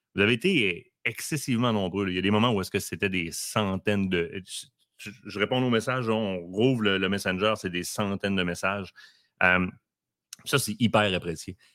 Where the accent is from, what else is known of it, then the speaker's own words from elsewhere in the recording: Quebec, Canada; On est québécois et fiers de l'être